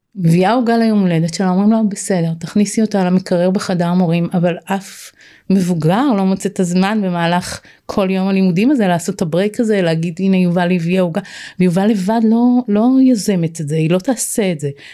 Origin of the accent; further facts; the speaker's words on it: Israel; moved away as an adult; זה היה קיבוץ שאני גדלתי בו